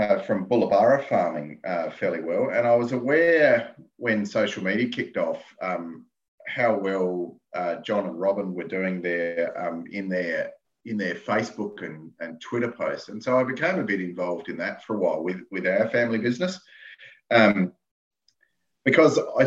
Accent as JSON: {"language": "English", "area": "Yalanna", "region": "South Australia", "country": "Australia", "tie": "born or raised there", "said": "I'm from South Australia, in the middle, at the bottom."}